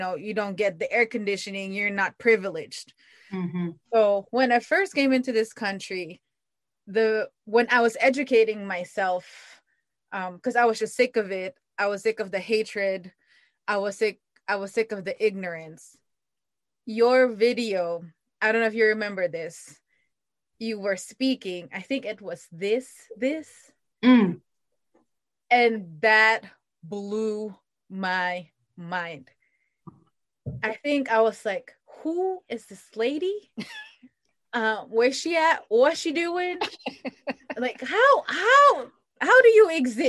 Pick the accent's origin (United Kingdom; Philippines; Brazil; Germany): Philippines; now in United States; I'm from the Philippines, so I'm an immigrant